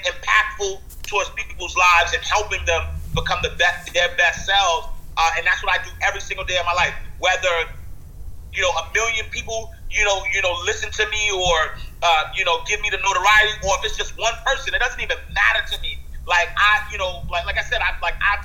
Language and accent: English; New York City, New York, United States; I'm a kid from the projects, man. I'm from New York City